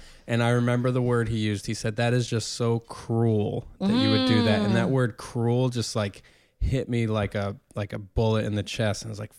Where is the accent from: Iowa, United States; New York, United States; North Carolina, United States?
New York, United States; This is up in the Hudson Valley of New York.